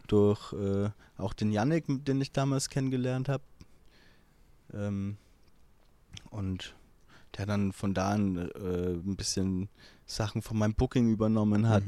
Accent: Hilpoltstein, Bavaria, Germany; ich komme ja aus Hilpoltstein, mhm. das ist so 10.000, 12.000 Einwohner groß

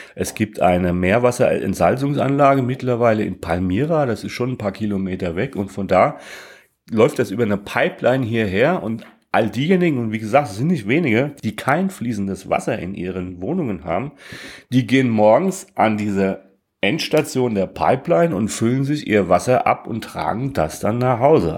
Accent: Germany; dass wir aus Deutschland kommen

